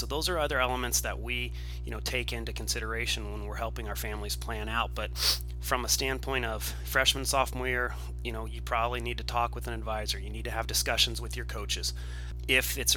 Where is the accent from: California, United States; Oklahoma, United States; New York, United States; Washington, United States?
California, United States; Southern; I'm from Southern California.